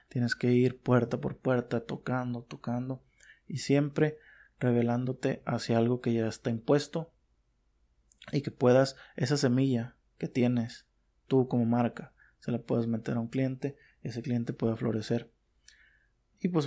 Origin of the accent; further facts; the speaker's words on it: Mexico; bueno, en mi país, por ejemplo, en México, eh, es una mafia prácticamente.